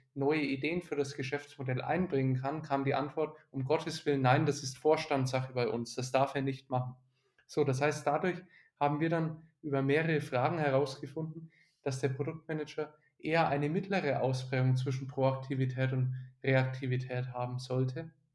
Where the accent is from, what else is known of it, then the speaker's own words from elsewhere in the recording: Nuremberg, Bavaria, Germany; also born or lived in Bamberg; Ich bin in Nürnberg aufgewachsen